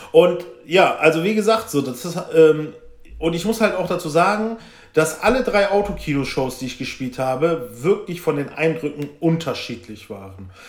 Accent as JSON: {"language": "German", "town": "Velbert", "region": "North Rhine-Westphalia", "country": "Germany", "said": "ich komme ja aus Felbert für die, die es nicht wissen, das ist Kreis Mettmann im Bergischen Land"}